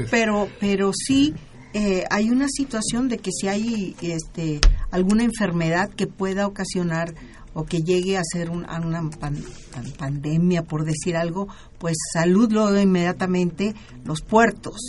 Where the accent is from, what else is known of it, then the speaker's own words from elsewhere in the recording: Mazatlán, Sinaloa, Mexico; also born or lived in La Cruz de Elota, Sinaloa; now in Mexico City, Mexico; yo nací en la cruz, pero soy de Mazatlán, ahí les digo, ahí crecí